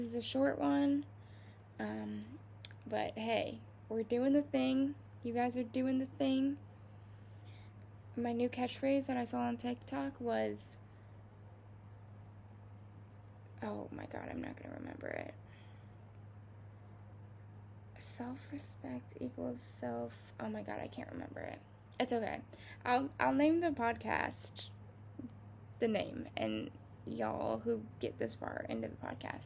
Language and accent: English; Ohio, United States; I'm from Ohio